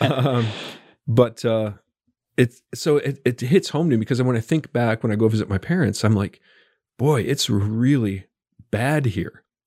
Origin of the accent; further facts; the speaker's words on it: Buffalo, New York, United States; now in central Arkansas, United States; I was born and raised in Buffalo, New York